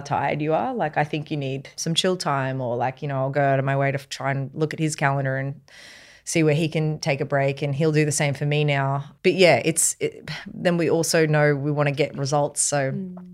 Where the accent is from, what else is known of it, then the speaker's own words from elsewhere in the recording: Queensland, Australia; I was brought up in Queensland